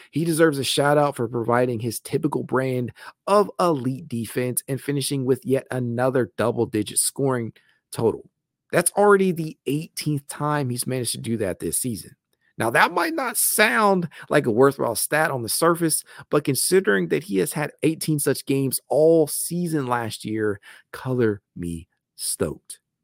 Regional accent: Dayton, Ohio, United States; I am from Dayton, Ohio

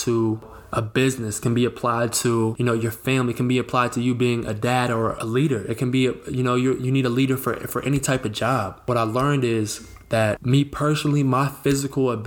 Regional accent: Northern Virginia, United States; also born or lived in Rhode Island; I was born and raised in Northern Virginia

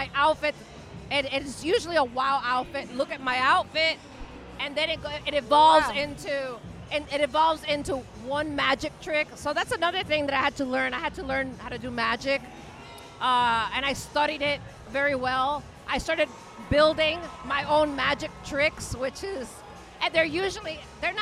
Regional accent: Miami, Florida, United States; I was born and raised here in Miami. Actually, 5 minutes from here, I was born and raised.

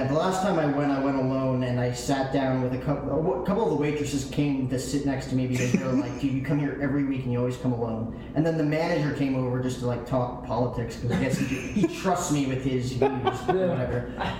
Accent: Washington Township, New Jersey, United States; moved away as an adult; now in Arizona, United States; growing up in Jersey, a big Yankee fan

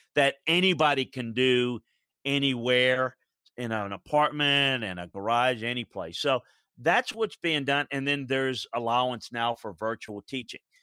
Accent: Deep South, United States; I grew up in the Deep South

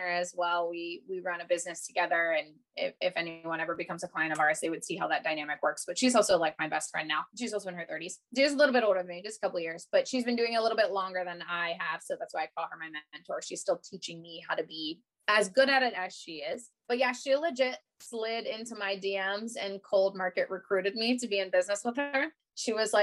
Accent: Columbus, Ohio, United States; I grew up here in Columbus, Ohio, and then I went to Ohio State and I studied art

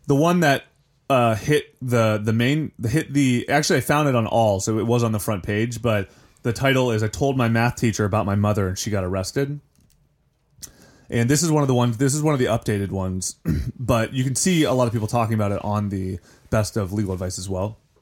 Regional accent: Ohio, United States; I'm from Ohio

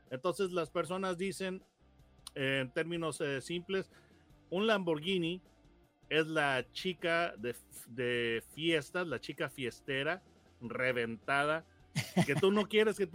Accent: Mexico; conviértelo a millas porque yo soy mexicano, ¿verdad? Y pienso

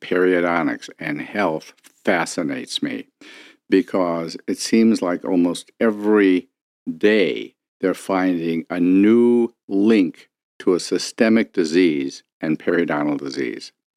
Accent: Detroit, Michigan, United States; I grew up here in Detroit

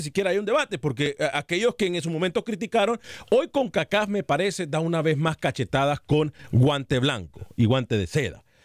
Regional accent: Honduras; Yo soy hondureño

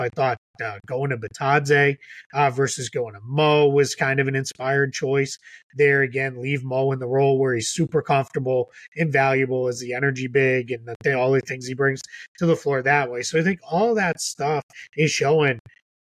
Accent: Boston, Massachusetts, United States; I'm a Celtics guy because I grew up in Boston

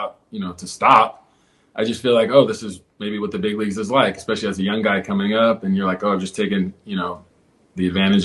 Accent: Houston, Texas, United States; now in Los Angeles, United States; I grew up in Houston

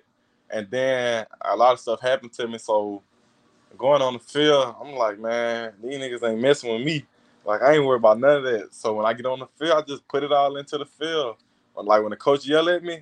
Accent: Louisiana, United States; LSU playing for my home state

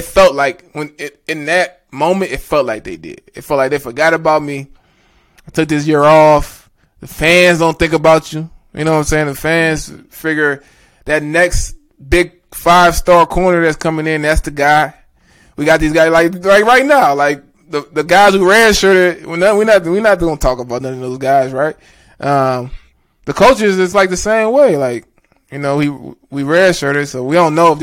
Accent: Florida, United States; moved away; I'm from Florida.

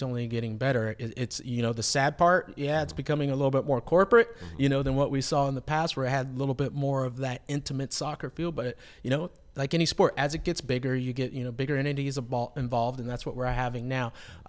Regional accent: Los Angeles, California, United States; So, but also the way I like to put it is that I'm an LA kid. I'm from Los Angeles.

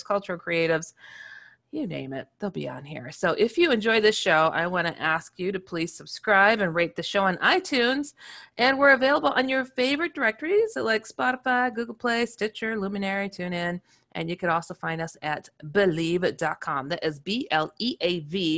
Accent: Wisconsin, United States; moved away as an adult; also born or lived in Chicago; now in California, United States; I'm from Wisconsin

